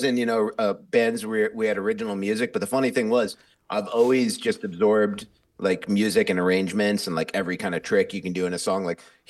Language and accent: English; New York, United States; moved away; I'm a New Yorker originally.